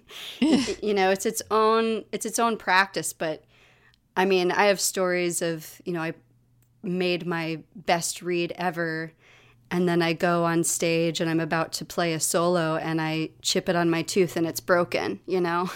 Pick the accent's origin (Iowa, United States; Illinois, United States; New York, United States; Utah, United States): New York, United States; New York City; also born or lived in Galway, Ireland; we live in my childhood apartment. So I am talking to you from my childhood apartment. I've been here since I was nine, on and off.